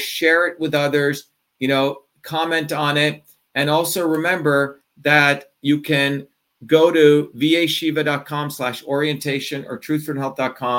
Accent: New Jersey, United States; moved away; I originally grew up in New Jersey.

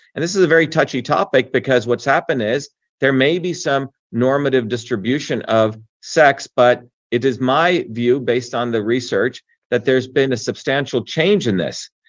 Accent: New Jersey, United States; also born or lived in India; I grew up in New Jersey of everyday working people

